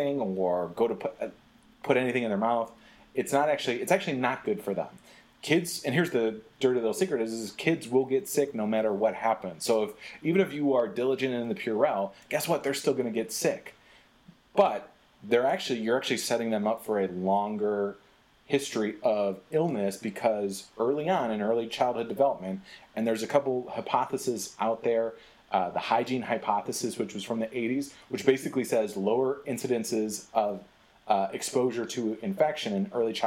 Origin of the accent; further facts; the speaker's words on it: Michigan, United States; I grew up in Michigan